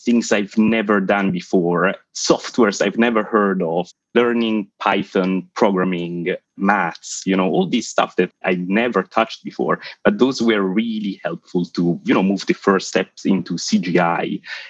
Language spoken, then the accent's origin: English; Italian-speaking Switzerland, Ticino, Switzerland; moved away as an adult; also born or lived in Bournemouth; now in London, United Kingdom; As you can hear from my accent, I'm not from central London. I was born in the Italian side of Switzerland. I grew up there. And then I decided to move to the UK when I was around 20